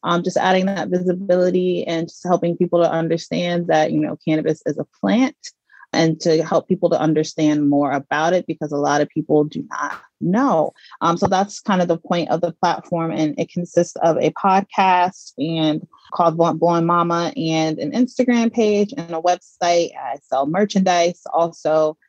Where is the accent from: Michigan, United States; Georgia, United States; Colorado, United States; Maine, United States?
Georgia, United States; moved away as an adult; also born or lived in Mississippi / New York; now in Los Angeles, United States; I was born in Mississippi and partially mm. raised there. I also grew up in Georgia. I went to middle school, high school, and I also attended Georgia State University for college.